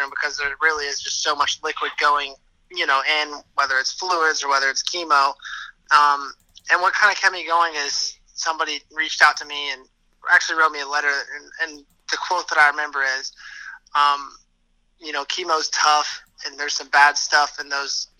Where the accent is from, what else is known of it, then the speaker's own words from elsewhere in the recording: Tampa, Florida, United States; moved away as an adult; now in New York, United States; My hometown is Tampa, Florida